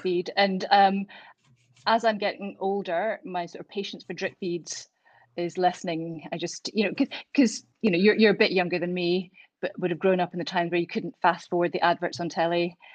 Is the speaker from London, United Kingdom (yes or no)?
no; Glasgow, Scotland, United Kingdom; now in Edinburgh, United Kingdom; I grew up in Glasgow, and when I was 18, I moved to Edinburgh to start university, and I've never left